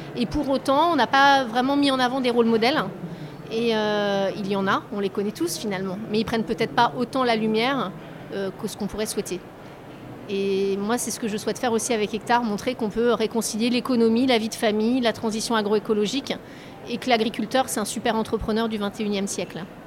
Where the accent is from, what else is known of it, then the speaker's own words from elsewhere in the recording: Deux-Sèvres, Nouvelle-Aquitaine, France; moved away as an adult; je viens d'un tout petit village des Deux-Sèvres